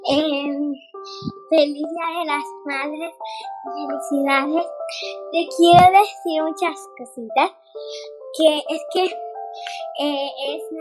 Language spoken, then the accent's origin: Spanish; Spain; soy de España